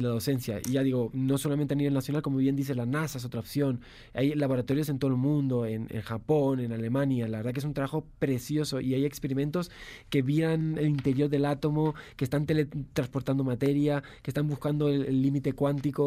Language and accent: Spanish; Spain; yo soy español